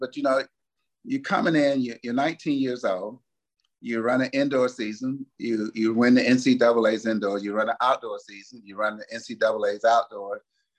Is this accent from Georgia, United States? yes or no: yes; Atlanta, Georgia, United States; And so I grew up on the Techwood campus. My grandmother lived in Techwood, which was a project too that was right there.